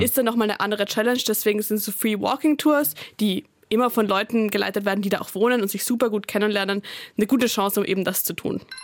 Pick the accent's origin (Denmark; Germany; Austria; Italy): Austria; Als Österreicherin